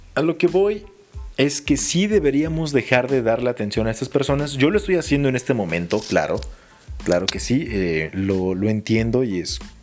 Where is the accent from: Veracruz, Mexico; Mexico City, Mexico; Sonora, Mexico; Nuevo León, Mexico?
Mexico City, Mexico; Soy chilango